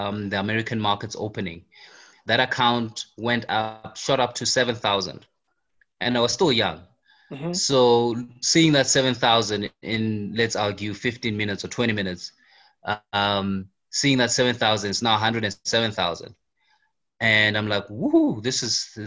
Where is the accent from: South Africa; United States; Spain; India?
South Africa; I'm in South Africa and I grew up in South Africa.